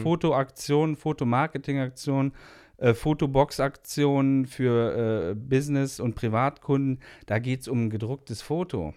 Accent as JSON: {"language": "German", "town": "Hilden", "region": "North Rhine-Westphalia", "country": "Germany", "said": "Ich komme aus Hilden"}